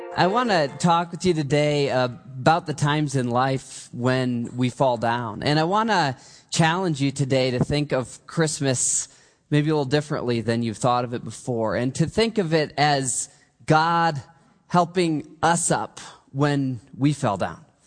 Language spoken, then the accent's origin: English; Michigan, United States; I grew up in Michigan